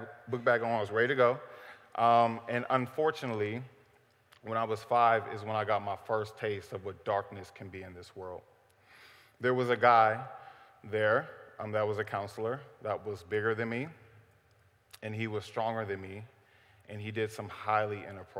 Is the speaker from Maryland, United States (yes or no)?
no; Cleveland, Ohio, United States; I am from Cleveland, Ohio, born and raised